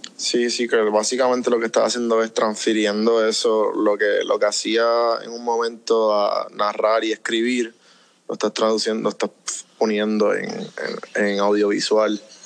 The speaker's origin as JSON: {"language": "Spanish", "country": "Puerto Rico", "moved": "yes", "lives_now": "Atlanta, United States"}